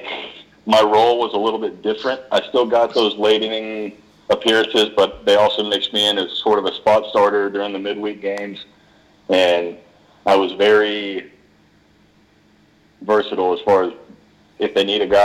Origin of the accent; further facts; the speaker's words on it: Texas, United States; I was born and raised in Texas. I'm the first generation Texan in my family, but grew up going to Arlington, to the ballpark to watch the Rangers play